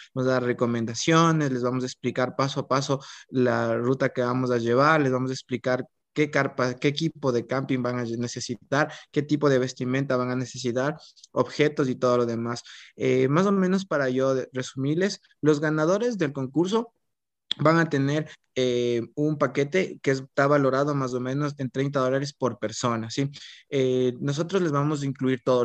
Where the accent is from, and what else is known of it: Ecuador